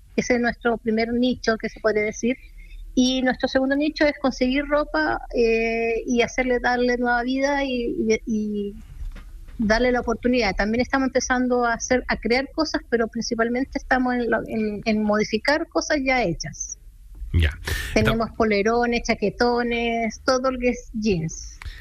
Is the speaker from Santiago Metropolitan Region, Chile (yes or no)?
yes; Santiago, Santiago Metropolitan Region, Chile; somos de Santiago. Y nuestro taller está en Vitacura